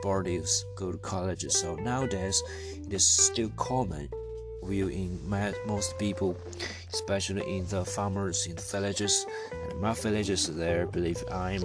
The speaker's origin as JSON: {"language": "English", "country": "China", "tie": "born or raised there", "second_language": "English", "lives_now": "Wuhu, China", "said": "I come from China and from the poor village, but now I'm living a big city and live in China."}